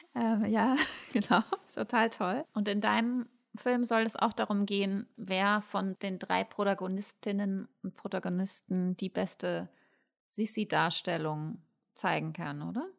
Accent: Ruhr area, North Rhine-Westphalia, Germany; Ich komme aus dem Ruhrgebiet

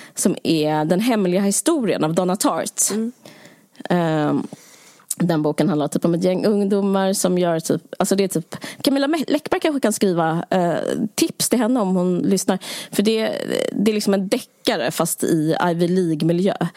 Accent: Sweden; Som svensk

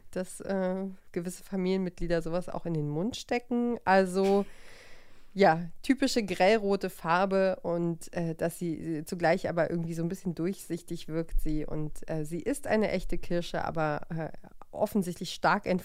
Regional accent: East Germany, Germany

